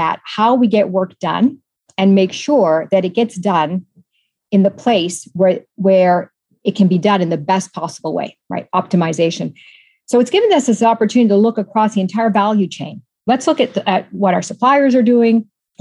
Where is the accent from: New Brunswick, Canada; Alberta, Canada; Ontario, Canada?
Ontario, Canada; Toronto; moved away; So I'm Canadian, born and raised in Toronto, a daughter of Italian immigrants